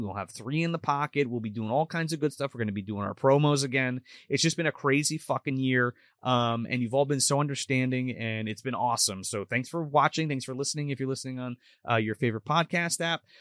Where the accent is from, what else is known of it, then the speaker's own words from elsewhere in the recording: New Jersey, United States; we're from New Jersey